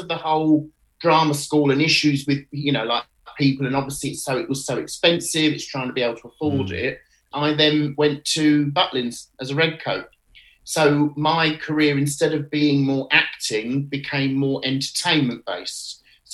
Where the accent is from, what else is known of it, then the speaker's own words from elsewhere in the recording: Canterbury, South East England, United Kingdom; moved away; I'm from Canterbury in Kent originally, and obviously as a child I used to be taken to the Marlowe Theatre to see the panto